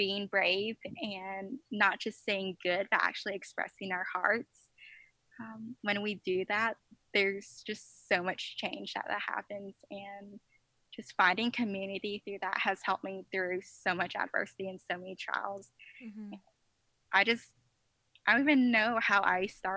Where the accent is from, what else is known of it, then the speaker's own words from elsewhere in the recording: the South, United States; I'm from the South